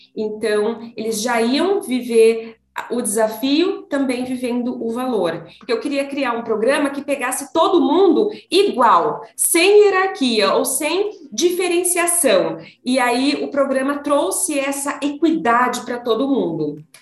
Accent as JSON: {"language": "Portuguese", "town": "Taubaté", "region": "São Paulo", "country": "Brazil", "moved": "as an adult", "lives_now": "São Paulo, Brazil", "said": "eu sou do interior de São Paulo, Taubaté, e lá eu fiz faculdade"}